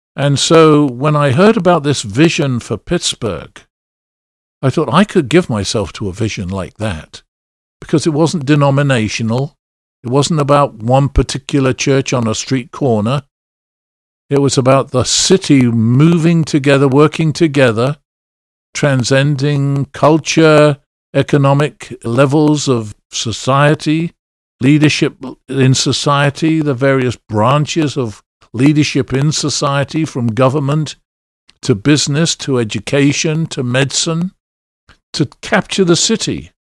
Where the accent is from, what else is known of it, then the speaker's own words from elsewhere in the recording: England, United Kingdom; accent: English; moved away as an adult; also born or lived in Philadelphia; having been born and raised in England